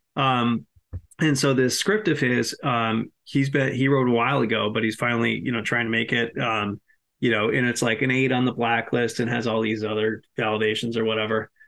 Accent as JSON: {"language": "English", "region": "Massachusetts", "country": "United States", "said": "I'm from Massachusetts"}